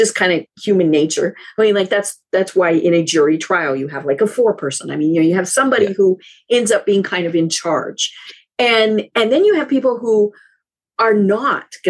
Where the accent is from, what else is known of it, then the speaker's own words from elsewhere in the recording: Colorado, United States; I'm from Colorado, where Coors beer is